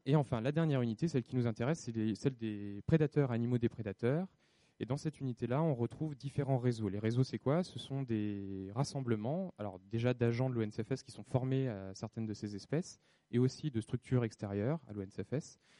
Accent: France; chez nous en France

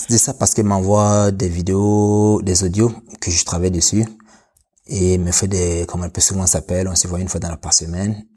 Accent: Burkina Faso; moved away as an adult; now in France; je suis né au Burkina Faso

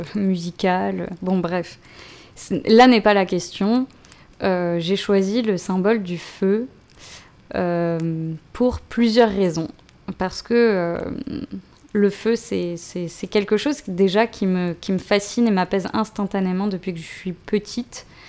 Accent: Marseille, Provence-Alpes-Côte d'Azur, France; j'ai grandi de, de, mes 4 à 18 ans à Marseille.

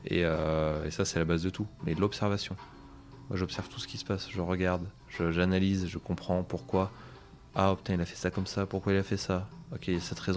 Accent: Auvergne-Rhône-Alpes, France; Alors en Auvergne, malheureusement, on n'a pas beaucoup de pâtisseries.

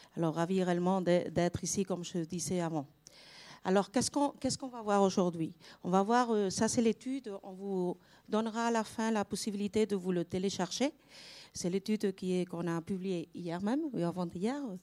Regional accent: Spain; French is a second language; pas française, je suis espagnole

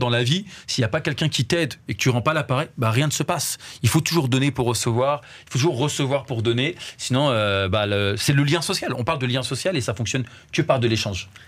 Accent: France; nous on, est né, on a grandi en France

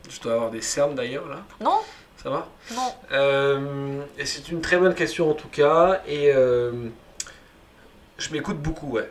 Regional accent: Occitania, France; chez mes parents à Toulouse. C'est ça. la campagne, euh, là où j'ai grandi en fait, et là où j'ai mes idées.

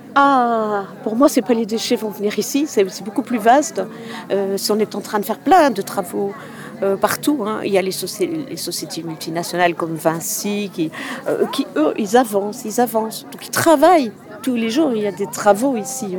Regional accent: Belgium; De Belgique

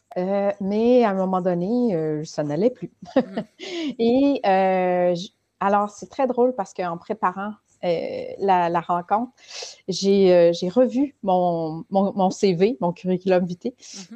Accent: Ontario, Canada; now in Quebec, Canada; je suis née et j'ai grandi en Ontario

